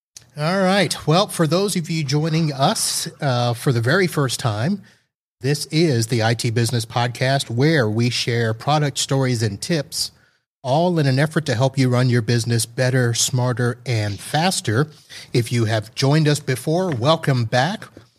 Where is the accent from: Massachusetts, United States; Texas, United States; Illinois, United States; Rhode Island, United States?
Texas, United States; We're from Texas. We don't need to get all that hyped up.